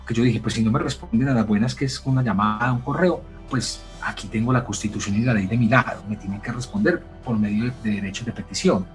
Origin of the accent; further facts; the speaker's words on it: Medellín, Antioquia, Colombia; la ciudad donde te criaste, Medellín